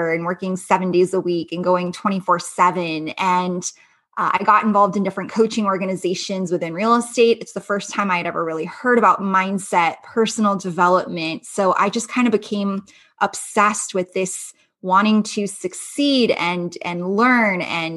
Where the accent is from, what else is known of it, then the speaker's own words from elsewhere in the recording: Los Angeles, California, United States; moved away as an adult; now in Las Vegas, United States; I grew up in Los Angeles